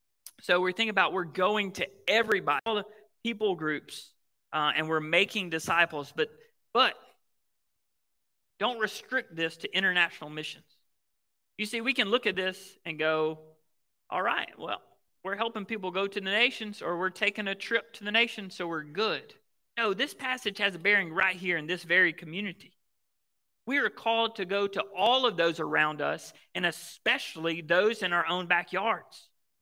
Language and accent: English; the South, United States; So I grew up in the South, the Bible Belt, where Southern niceness, right?